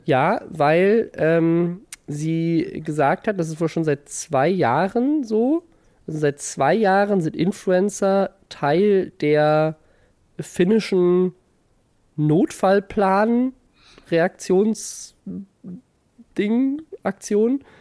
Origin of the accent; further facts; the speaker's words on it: Mannheim, Baden-Württemberg, Germany; ich komme ja aus Mannheim und meine Mutter hat mit … zusammen im Gospelchor gesungen früher